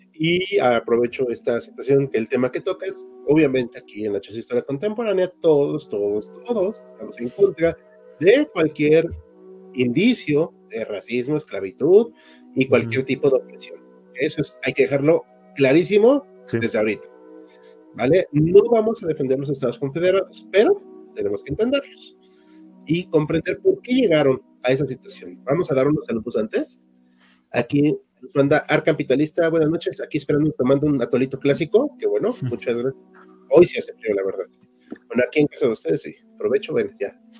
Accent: Mexico; todos somos mexicanos

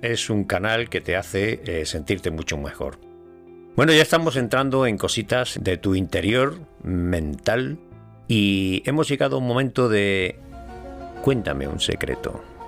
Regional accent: Andalusia, Spain; yo soy andaluz

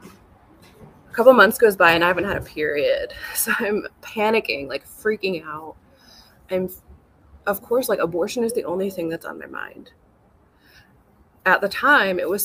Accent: California, United States; I grew up in California

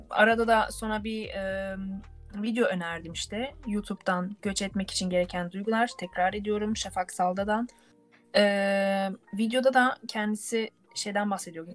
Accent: Turkey; moved away as an adult; now in Germany; biz Türk olarak

